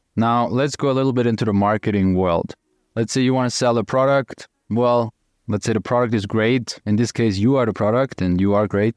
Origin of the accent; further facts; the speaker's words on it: Austria; I'm from Austria, German speaking